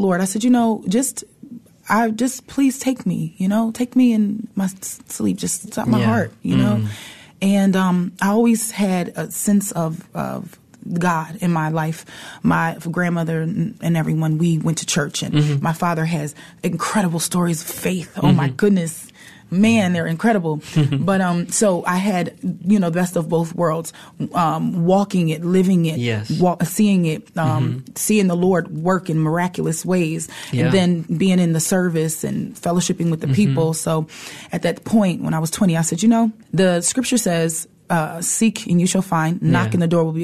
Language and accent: English; Philadelphia, Pennsylvania, United States; moved away as an adult; also born or lived in Washington State; now in Seattle, United States; I'm originally from Philadelphia.